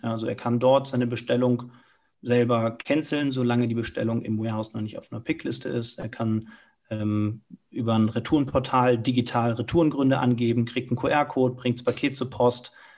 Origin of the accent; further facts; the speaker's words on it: Cologne, North Rhine-Westphalia, Germany; moved away as an adult; now in Munich, Germany; bin selber gebürtiger Kölner